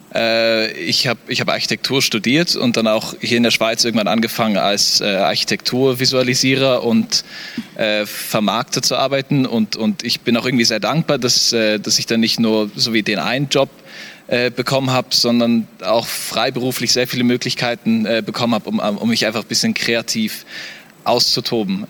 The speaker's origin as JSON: {"language": "German", "country": "Namibia", "also_born_or_lived": "South Africa", "moved": "as an adult", "lives_now": "Switzerland", "said": "ich komme aus Namibia."}